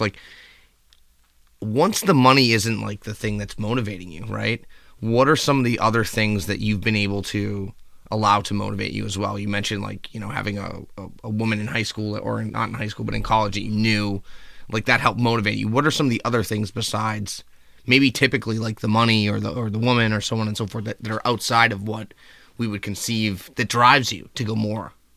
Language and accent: English; Boston, Massachusetts, United States; we're from Boston.